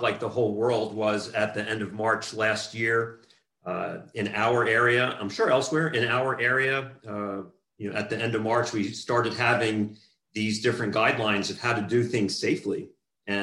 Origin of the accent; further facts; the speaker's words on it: New Jersey, United States; moved away as an adult; also born or lived in Southern California; now in California, United States; I grew up in New Jersey, and I was there until I graduated high school and then migrated to Southern California